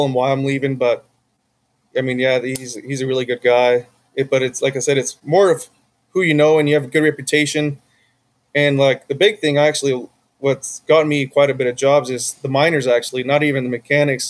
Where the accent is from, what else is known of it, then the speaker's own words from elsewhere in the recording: Winnemucca, Nevada, United States; now in Las Vegas, United States; I grew up in Winnemucca